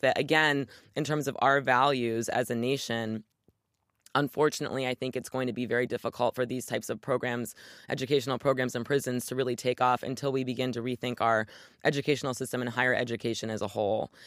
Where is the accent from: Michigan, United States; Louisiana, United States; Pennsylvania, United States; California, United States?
Michigan, United States; my home state of Michigan